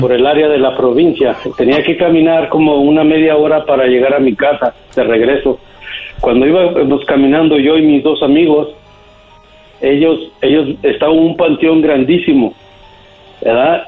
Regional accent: Guadalajara, Jalisco, Mexico; me crié en Guadalajara

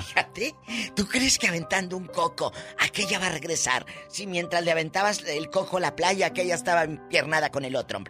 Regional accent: Matamoros, Tamaulipas, Mexico; moved away; allá en mi tierra, en Matamoros

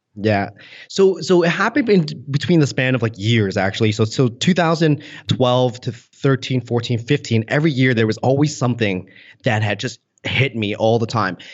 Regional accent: Canada; I was born and raised in Canada

